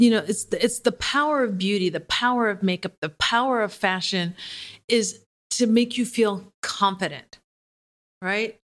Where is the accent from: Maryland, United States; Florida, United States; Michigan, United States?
Michigan, United States; Detroit; I grew up in Detroit, so that's, like, being from the South once removed